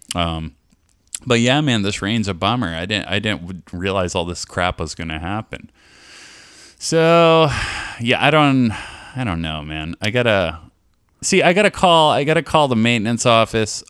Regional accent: California, United States; now in Columbus, United States; I'm from California

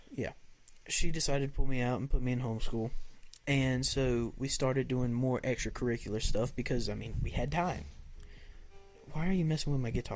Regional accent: the South, Southern United States, United States; accent: Southern; they'll hear my Southern accent

